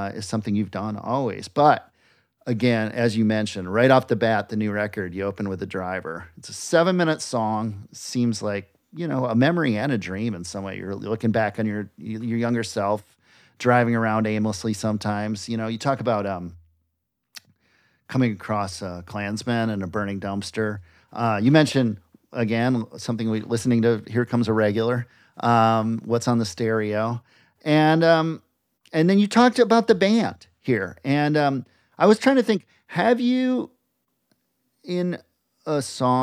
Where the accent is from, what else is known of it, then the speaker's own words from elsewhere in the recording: Minnesota, United States; I'm from Minnesota